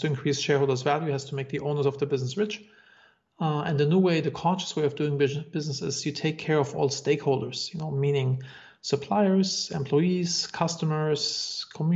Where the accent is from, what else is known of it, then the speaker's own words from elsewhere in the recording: Germany; moved away as an adult; also born or lived in Los Angeles, United States; now in Bodrum, Turkey; I'm originally from Germany. I lived in Los Angeles for 8 years, and now I live in Bodrum, Turkey.